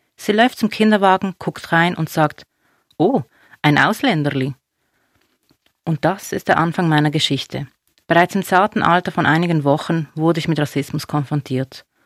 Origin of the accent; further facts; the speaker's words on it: Basel, Basel-Stadt, Switzerland; also born or lived in Binningen; Ich bin eine Person, die hier geboren ist. Basel ist meine Heimat.